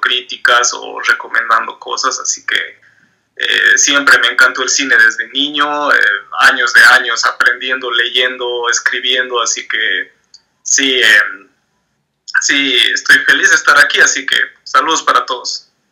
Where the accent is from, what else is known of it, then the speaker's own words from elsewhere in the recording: Tarija, Bolivia; soy de Bolivia, Tarija es la ciudad donde vivo